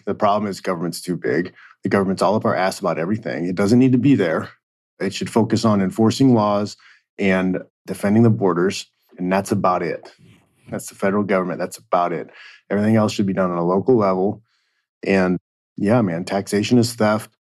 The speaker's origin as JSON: {"language": "English", "region": "Indiana", "country": "United States", "tie": "born or raised there", "said": "I grew up in Indiana"}